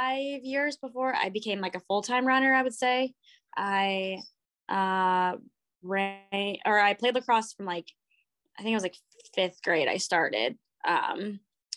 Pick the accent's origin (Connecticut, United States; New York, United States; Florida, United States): Florida, United States; Longwood; moved away as an adult; also born or lived in St. Petersburg, Florida / Stillwater, Oklahoma; now in Portland, United States; I grew up in like a suburb area